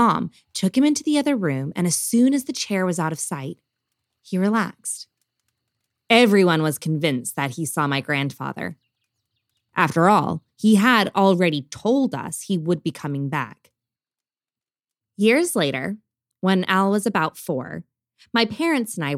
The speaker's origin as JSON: {"language": "English", "town": "Bakersfield", "region": "California", "country": "United States", "tie": "born or raised there", "also_born_or_lived": "West London", "moved": "yes", "lives_now": "London, United Kingdom", "said": "my hometown of Bakersfield, California"}